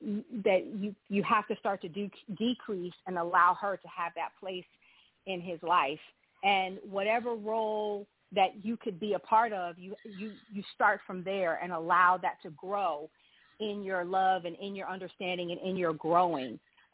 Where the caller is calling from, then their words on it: Providence, Rhode Island, United States; I'm calling from Providence, Rhode Island.